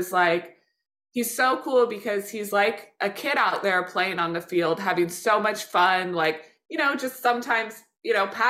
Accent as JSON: {"language": "English", "region": "Midwest", "country": "United States", "said": "I'm a Midwesterner, people pleaser, rule follower"}